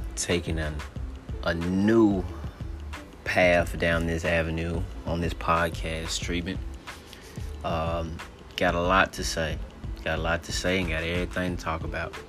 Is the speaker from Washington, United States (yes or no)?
no; Gary, Indiana, United States; now in Memphis, United States; I'm coming out of Memphis, Tennessee, but I'm originally from Gary, Indiana